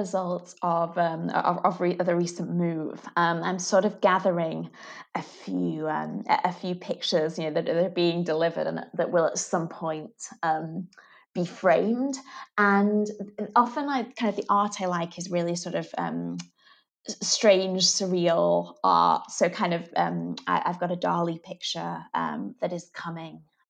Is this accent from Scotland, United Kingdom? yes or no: no; Manchester, North West England, United Kingdom; Manchester that is my hometown.